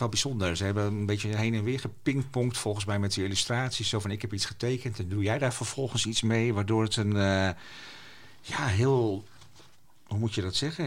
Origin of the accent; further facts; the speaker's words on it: Friesland, Netherlands; first language West Frisian; Dutch is a second language; ik heb thuis gewoon Fries leren spreken